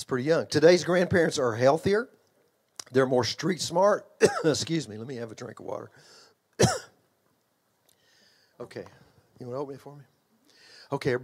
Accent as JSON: {"language": "English", "region": "Texas", "country": "United States", "tie": "born or raised there", "accent": "Texas", "said": "I grew up in Texas"}